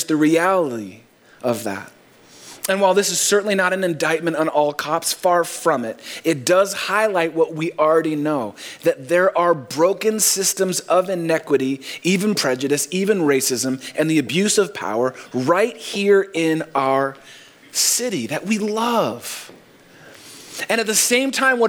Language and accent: English; Bay Area of San Francisco, California, United States; now in Chicago, United States; I didn't grow up in Chicago. I grew up in the Bay Area of San Francisco